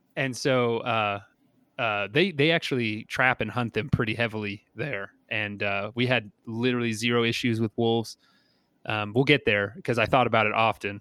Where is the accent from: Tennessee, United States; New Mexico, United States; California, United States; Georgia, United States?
New Mexico, United States; I'm from New Mexico, like, I know Ramshackle and I'm okay with it